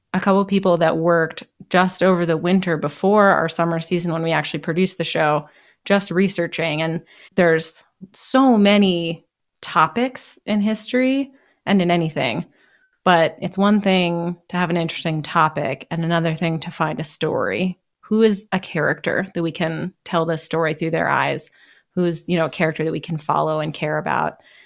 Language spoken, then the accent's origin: English; Seattle, Washington, United States; also born or lived in Boston; I mostly grew up in Seattle, although I was born in Boston